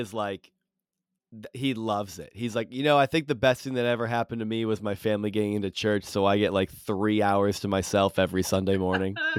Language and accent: English; Rutland, Massachusetts, United States; I grew up in uh in Rutland, uh, which is pretty close to Spencer